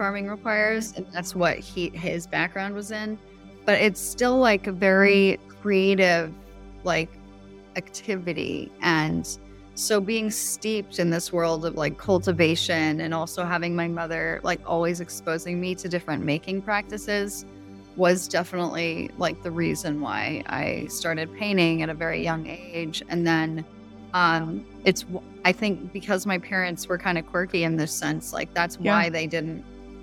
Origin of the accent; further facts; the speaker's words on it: South Shore, Massachusetts, United States; also born or lived in Maine; now in San Diego, United States; I grew up in Massachusetts, South Shore, Massachusetts, near Cape Cod, on a cranberry farm.